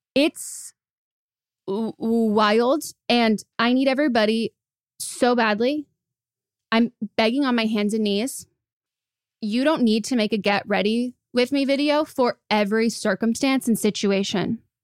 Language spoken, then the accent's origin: English; United States; as an American